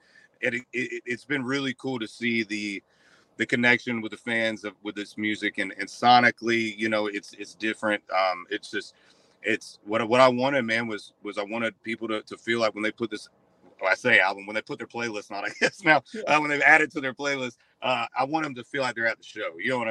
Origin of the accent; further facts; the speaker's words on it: Central Florida, United States; Yeah, I grew up in Central Florida